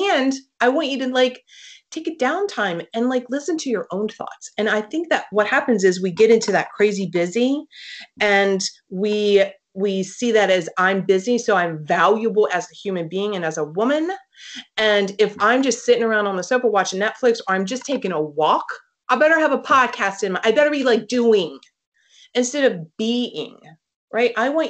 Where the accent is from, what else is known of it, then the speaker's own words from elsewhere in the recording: East Coast, United States; I live now on the West Coast. So this is, I'm from the East Coast.